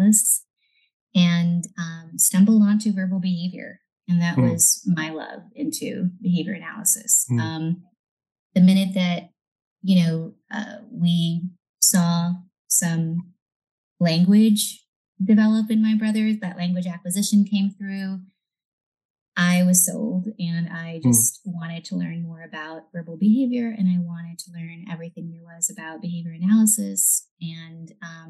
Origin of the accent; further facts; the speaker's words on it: South Texas, United States; also born or lived in Monterrey, Nuevo León, Mexico / Alice, Texas / Corpus Christi, Texas; I really grew up in South Texas the majority of my life